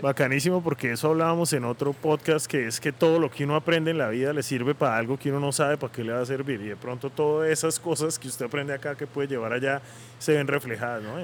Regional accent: Bucaramanga, Santander, Colombia; yo que soy de Bucaramanga

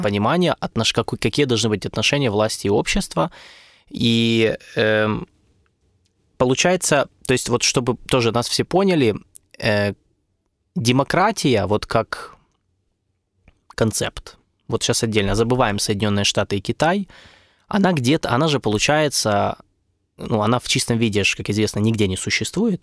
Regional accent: Ukraine; в Украине

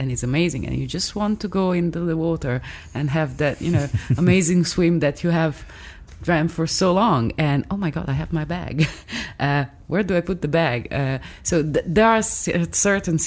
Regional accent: Milan, Lombardy, Italy; accent: Italian; English is a second language; from Milan

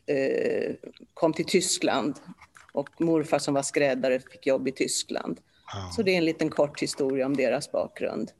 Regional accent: Stockholm, Stockholm County, Sweden; first language Polish; Swedish is a second language; also born or lived in Warsaw, Poland; now in Ingarö, Sweden; vårt första hem var i Alvik. Så därifrån har jag väl lite minnen om hur, hur jag lekte med barn på gården

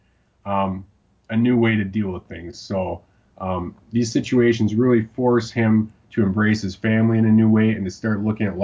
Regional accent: Wisconsin, United States; Wisconsin, my home state

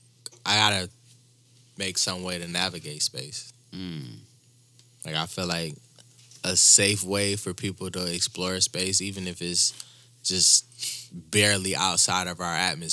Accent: Michigan, United States; Like, when I tell people I'm from Michigan

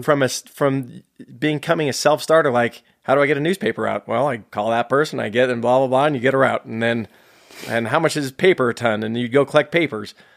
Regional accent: San Jose, California, United States; also born or lived in Hamburg, Germany; Born and raised in San Jose, California, uh, in South San Jose

